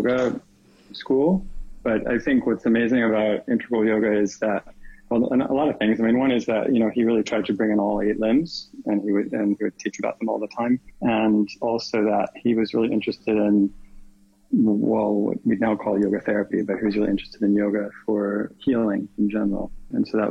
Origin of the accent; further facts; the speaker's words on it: East Coast, United States; moved away as an adult; also born or lived in New York / Connecticut; now in California, United States; I grew up actually in New York and Connecticut, kind of the East Coast. And then I moved to California right after university.